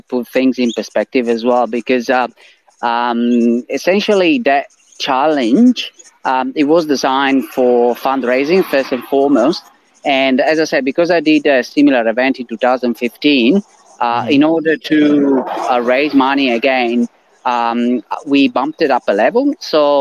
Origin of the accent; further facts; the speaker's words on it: Italy; English is a second language; moved away as an adult; now in Australia; my accent as well as from the name, I'm originally from I'm Italian. I'm originally from Italy, and I moved to Australia in 2008